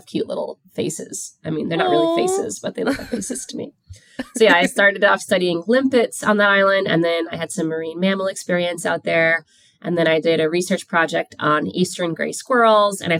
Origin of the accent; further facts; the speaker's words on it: New York City, New York, United States; I grew up in Queens, New York